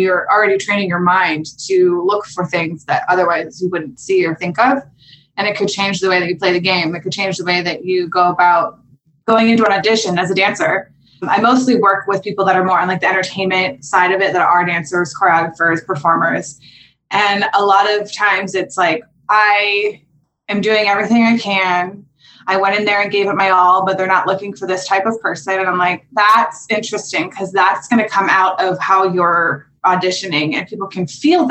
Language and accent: English; Pittsburgh, Pennsylvania, United States; now in Los Angeles, United States; I grew up in Pittsburgh, Pennsylvania.